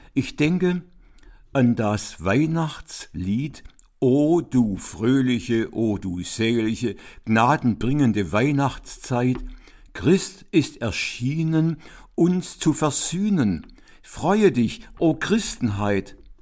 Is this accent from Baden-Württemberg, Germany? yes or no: yes; Swabia, Baden-Württemberg, Germany; in seine schwäbische Heimatstadt, also da, wo ich aufgewachsen bin